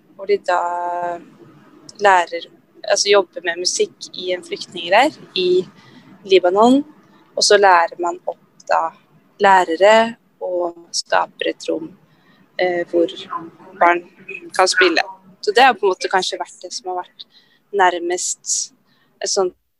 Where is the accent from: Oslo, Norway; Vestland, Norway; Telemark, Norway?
Oslo, Norway; Jeg kom, kommer fra Grorud i Oslo